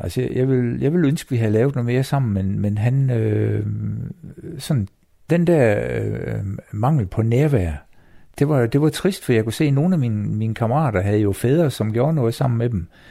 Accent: Copenhagen, Capital Region of Denmark, Denmark; jeg er født på Rigshospitalet i København

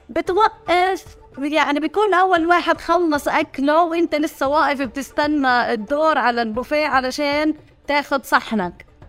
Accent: Hebron, Hebron Governorate, Palestine; accent: Hebronite; also born or lived in Jerusalem / Italy; ولدت في الخليل سنة 1982

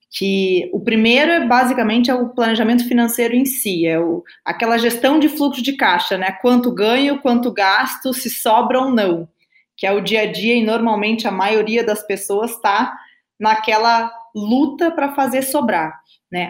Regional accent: Rio Grande do Sul, Brazil; accent: gaúcho; also born or lived in Brasília, Brazil; now in São Paulo, Brazil; sou gaúcha, né? O meu sotaque aí vocês vão ver, não vai, não vai negar. Eu nasci, aí, eu nasci em Brasília, na verdade, mas a minha família toda é gaúcha. Eu com dois anos já estava no Rio Grande do Sul

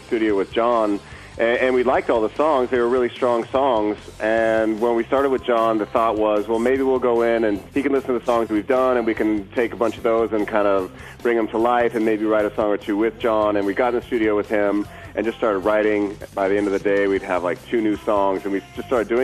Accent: Southern California, United States; growing up in Southern California

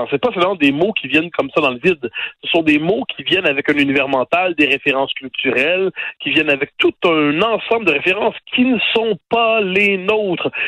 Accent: Quebec, Canada; Quand on est québécois

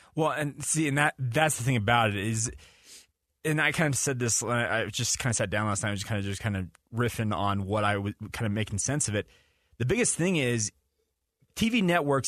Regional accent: Western United States, United States; I'm a kid that's born and raised in the Western United States

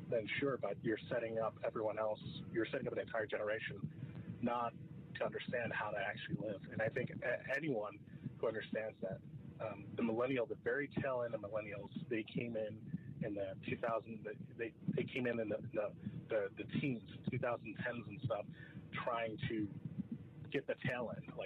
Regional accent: New York, United States; now in Washington, D.C., United States; being a person who's not from not from the, uh, the Baltimore area or from the DC area, I'm originally from New York.

